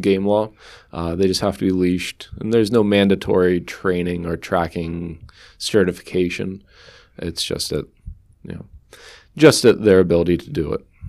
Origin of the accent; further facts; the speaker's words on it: Sunbury, Pennsylvania, United States; moved away as an adult; also born or lived in Susquehanna County, Pennsylvania; I grew up in Sunbury, Pennsylvania, not too far away from Susquehanna County